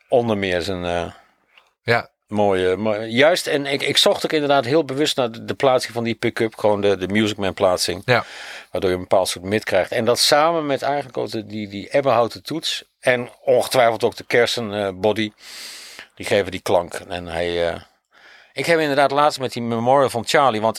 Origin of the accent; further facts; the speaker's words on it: Winterswijk, Gelderland, Netherlands; ik kom daar ook vandaan.